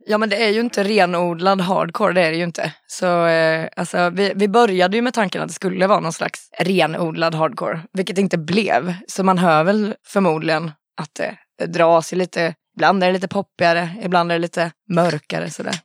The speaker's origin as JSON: {"language": "Swedish", "town": "Falun", "region": "Dalarna County", "country": "Sweden", "tie": "born or raised there", "moved": "yes", "said": "Jag är från Falun och jag har ju lite ynnesten att ha liksom en farsa som har spelat grindcore och så under hela min uppväxt."}